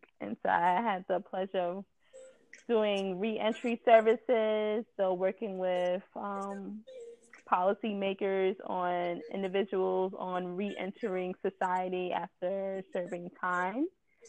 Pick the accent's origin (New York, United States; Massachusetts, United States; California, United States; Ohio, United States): New York, United States; New York City; also born or lived in Buffalo, New York; back in my hometown of New York City, where I went to high school in the Bronx. So that is my territory. And right now I'm communicating with you in the Bronx.